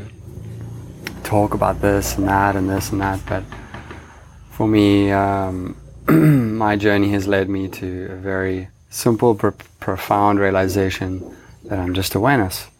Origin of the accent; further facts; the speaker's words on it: Cape Town, Western Cape, South Africa; moved away as an adult; now in Bali, Indonesia; I grew up in Cape Town, South Africa